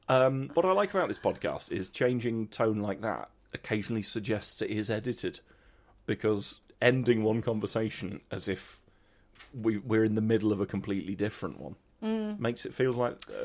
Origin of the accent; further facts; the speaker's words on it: Coventry, West Midlands, United Kingdom; I'm from Coventry, it's part of my rich cultural heritage.